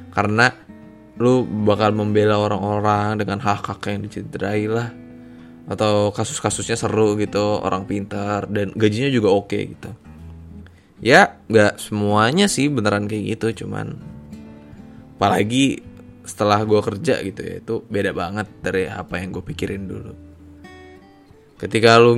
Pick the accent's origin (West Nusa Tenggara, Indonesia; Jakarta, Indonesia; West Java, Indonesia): Jakarta, Indonesia; asal gue dari Jakarta dan saat ini gue bekerja di salah satu kantor hukum di bilangan Jakarta Selatan.